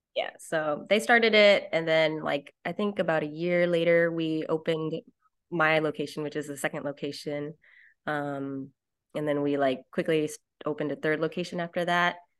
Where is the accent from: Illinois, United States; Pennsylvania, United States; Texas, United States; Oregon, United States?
Texas, United States; Dallas; I am from Dallas, Texas.